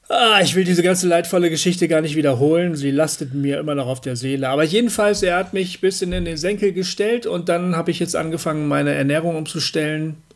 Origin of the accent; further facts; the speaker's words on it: Germany; Und da muss man halt als Deutscher auch mal ein bisschen weiter reisen.